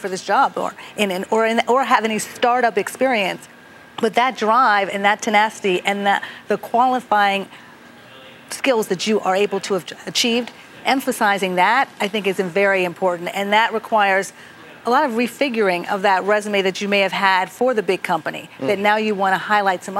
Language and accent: English; Pittsburgh, Pennsylvania, United States; my hometown of Pittsburgh